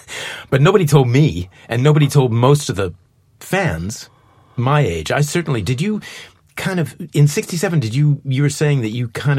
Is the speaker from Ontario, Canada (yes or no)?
no; Winnipeg, Manitoba, Canada; I'm from Winnipeg in Canada.